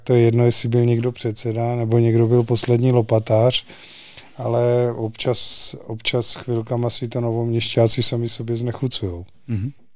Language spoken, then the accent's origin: Czech; Znojmo District, South Moravian Region, Czechia; now in Nové Město na Moravě, Czech Republic; nejsem novoměšťák, pocházím ze Znojemska